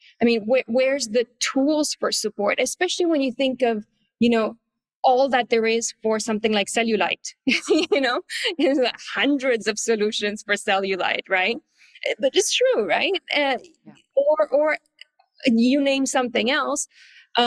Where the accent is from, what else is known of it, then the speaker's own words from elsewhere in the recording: Canada; moved away as an adult; also born or lived in Paris, France; now in Asia; I'm Canadian, but very quickly after finishing school, I moved to Paris